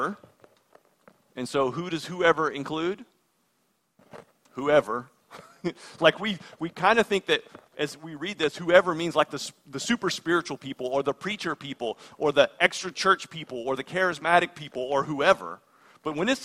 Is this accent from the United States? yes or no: yes; United States